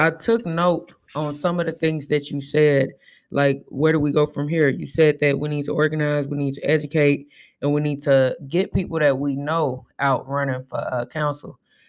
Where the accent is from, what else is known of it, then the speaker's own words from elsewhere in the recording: Tulsa, Oklahoma, United States; I think I'm very saddened that Tulsa is closed because I grew up in Tulsa and it did change my life going there